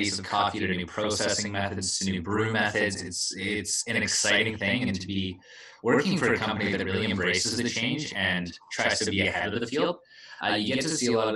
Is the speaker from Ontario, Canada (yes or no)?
no; Vernon, British Columbia, Canada; moved away; also born or lived in Kamloops, British Columbia; Hail from Vernon, British Columbia, the place of dreams.